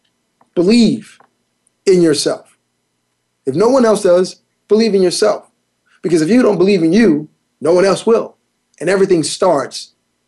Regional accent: Miami, Florida, United States; Growing up in Miami as a kid, as a young teen

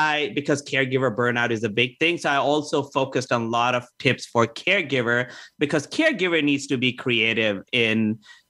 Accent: India; also born or lived in Canada; now in United States; I was born in Canada. I grew up in India, and now I'm in America.

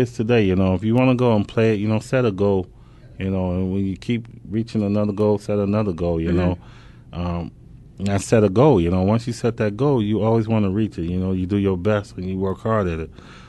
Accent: Robbins, Illinois, United States; I mean, it was like, you know, we grew up in Robbins, Illinois.

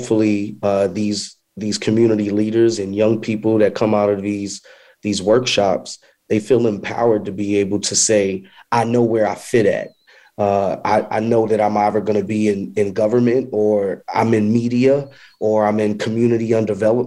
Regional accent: New York, United States; now in Charlotte, United States; I'm from New York. So as I started to come down south

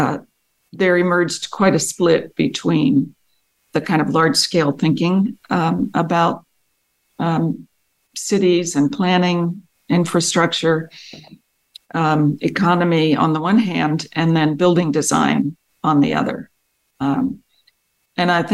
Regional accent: Paoli, Pennsylvania, United States; I grew up in a small town outside of Philadelphia, in Pennsylvania. The town was called Paoli

